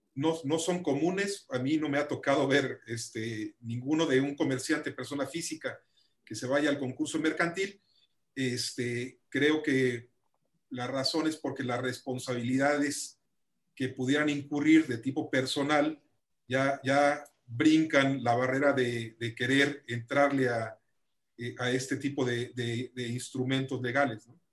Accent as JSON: {"language": "Spanish", "country": "Mexico", "said": "como mexicanos todos tenemos una gran responsabilidad"}